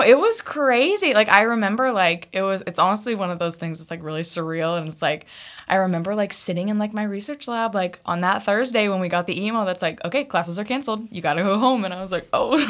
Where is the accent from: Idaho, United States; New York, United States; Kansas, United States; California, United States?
Kansas, United States; Topeka; moved away as an adult; also born or lived in Fayetteville, Arkansas; I'm from Topeka, Kansas. I, yeah, I was raised on, like, a farm. So, like, I have the classic, like, Kansas upbringing experience